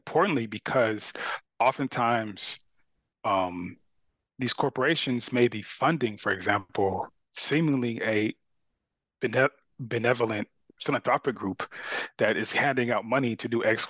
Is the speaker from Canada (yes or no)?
no; Carson, California, United States; I grew up in Southern California and I went to school in Long Beach. In the area where I grew up a city called Carson.